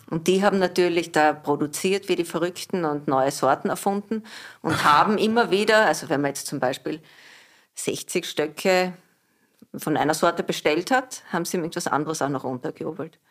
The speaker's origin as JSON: {"language": "German", "region": "Southern Burgenland", "country": "Austria", "tie": "born or raised there", "also_born_or_lived": "Wolfsberg, Carinthia", "moved": "yes", "lives_now": "Vienna, Austria", "said": "aufgewachsen im Südburgenland"}